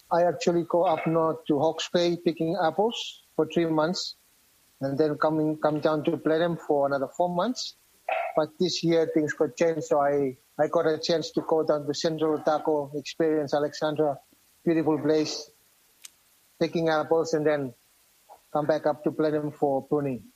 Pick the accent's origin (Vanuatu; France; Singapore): Vanuatu; moved away as an adult; now in New Zealand; we came all the way from Vanuatu together.